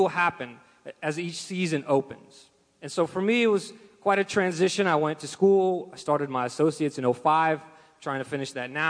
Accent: Russia; moved away; I'm from Russia

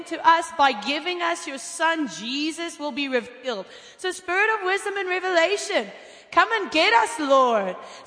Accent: Cape Town, Western Cape, South Africa; I am from Cape Town, South Africa

